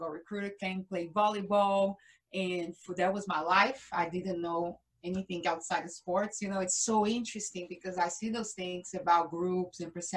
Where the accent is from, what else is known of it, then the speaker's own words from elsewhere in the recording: Brazil; English is a second language; moved away; I am from Brazil.